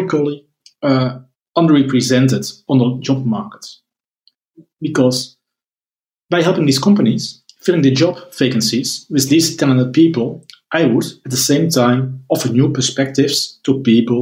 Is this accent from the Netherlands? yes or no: yes; Netherlands; I'm from the Netherlands